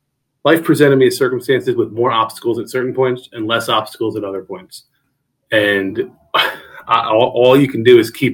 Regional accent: New Jersey, United States; also born or lived in Fairfax County; I came down from New Jersey originally, by way of North Virginia for a few years as well.

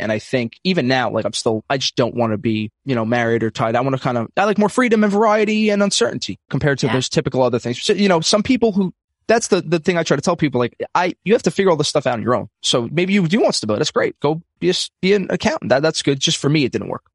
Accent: New York City, New York, United States; I'm from Brooklyn, New York, um, old school Italian family

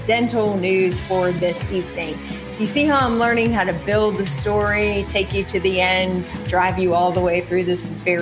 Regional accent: North Carolina, United States; East Carolina University in my home state

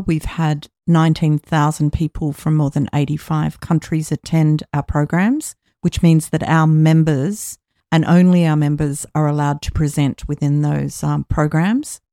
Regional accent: Australia; in my home country of Australia

